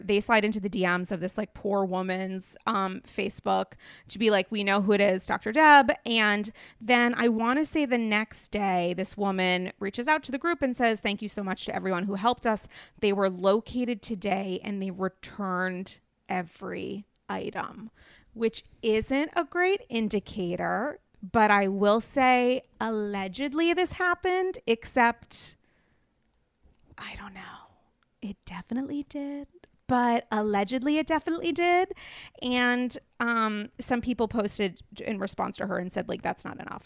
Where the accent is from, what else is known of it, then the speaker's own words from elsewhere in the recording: New England, Rhode Island, United States; now in New York City, United States; I'm from New England. I have Rhode Island manners.